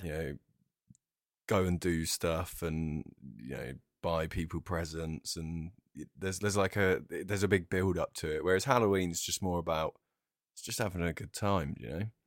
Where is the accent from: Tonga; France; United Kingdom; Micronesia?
United Kingdom; Brighton, South East England; I'm from Brighton